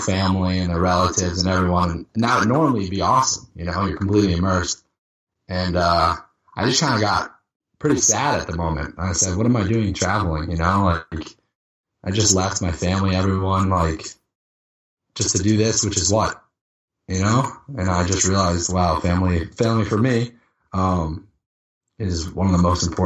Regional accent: Boston, Massachusetts, United States; I'm from Boston.

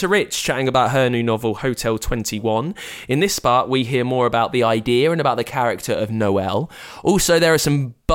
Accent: United Kingdom; I'm British

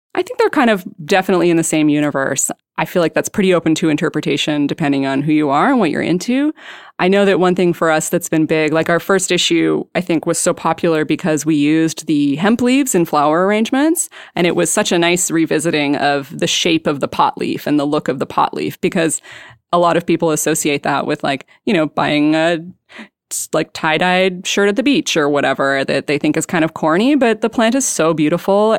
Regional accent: British Columbia, Canada; moved away as an adult; also born or lived in Vancouver; now in Portland, United States; I'm from British Columbia

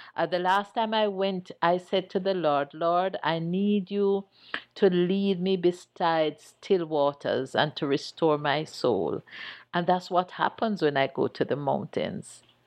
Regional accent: Chapelton, Clarendon, Jamaica; as a little girl growing up in Chapperton

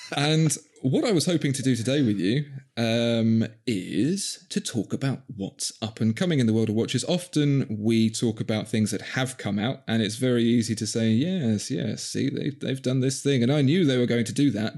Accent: London, United Kingdom; accent: Cockney; born and bred in Southeast London

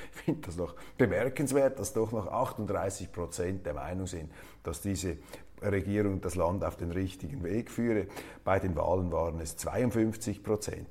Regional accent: Switzerland; als Schweizer

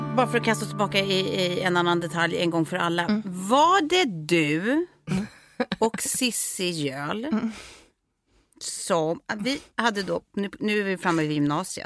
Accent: Lidingö, Stockholm County, Sweden; also born or lived in France; vi kommer ju båda från Lidingö, jag har gått både eh, parallellklass och samma klass genom åren, men vi har ju också, precis som du säger, gått på lekis ihop

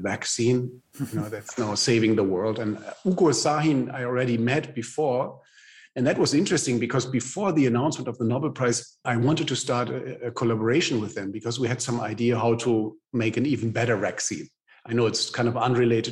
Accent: Germany

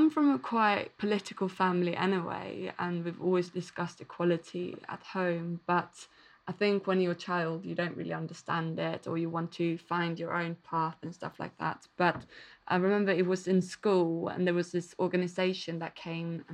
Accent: Malmö, Skåne, Sweden; I started to work with different feminist organisations in Malmo, my hometown

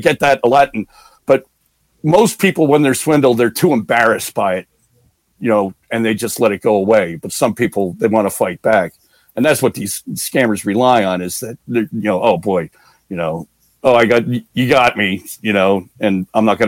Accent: New Jersey, United States; I'm from New Jersey

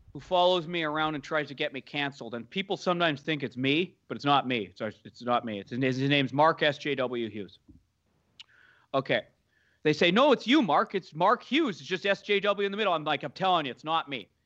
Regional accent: Canada; also born or lived in Toronto; now in Vancouver, Canada; I'm Canadian

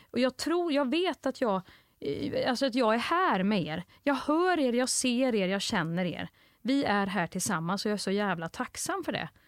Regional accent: Nacka, Stockholm County, Sweden; Jag är från Nacka. 40 plus.

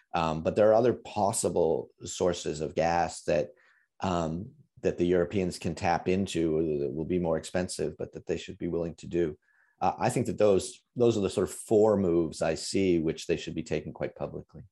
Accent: United States; as an American

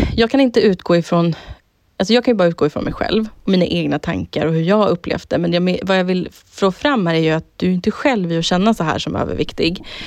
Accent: Södertälje, Stockholm County, Sweden; jag har haft en så jävla kul uppväxt och jag hade så jävla roligt hemma i Södertälje när vi var tonåringar

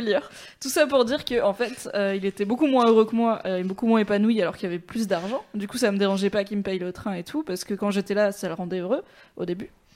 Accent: Valence, Auvergne-Rhône-Alpes, France; j'ai grandi à Valence dans la Drôme, c'est pas fou non plus

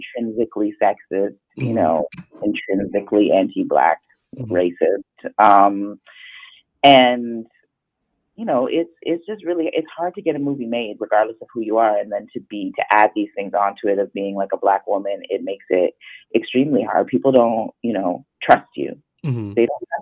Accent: Canada; I'm a Jamaican girl from Canada who grew up very middle class

